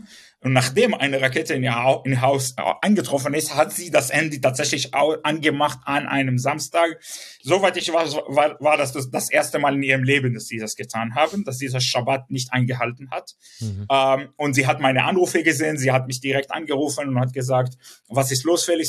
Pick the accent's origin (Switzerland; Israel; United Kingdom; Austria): Israel; Southern District; German is a second language; moved away; also born or lived in Sderot; Ich bin selbst äh, ähm, im Süden groß geworden, geboren